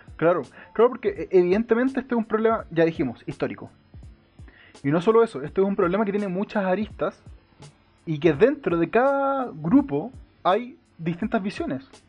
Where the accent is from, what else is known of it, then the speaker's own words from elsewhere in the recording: Santiago, Santiago Metropolitan Region, Chile; also born or lived in Melipilla; yo nací en Santiago, después me mudé a Melipilla, luego volví a Santiago, me he mudado tres veces.